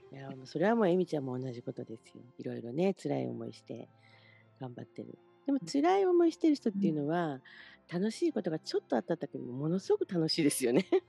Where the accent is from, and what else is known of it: Shimonoseki, Yamaguchi, Japan; born or raised there; moved away